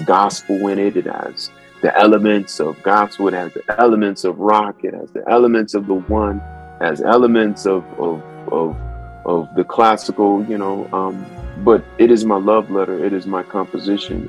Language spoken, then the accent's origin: English; Akron, Ohio, United States; also born or lived in Atlanta, Georgia; it's in my hometown too